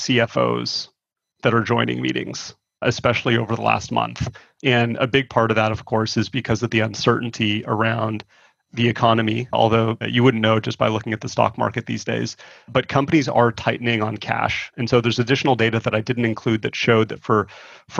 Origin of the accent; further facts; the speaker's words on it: Toronto, Ontario, Canada; moved away; I'm originally from Toronto